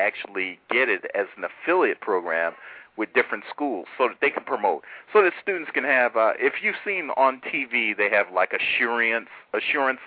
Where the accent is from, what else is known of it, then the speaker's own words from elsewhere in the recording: Chicago, Illinois, United States; I grew up in Chicago, man, Southside.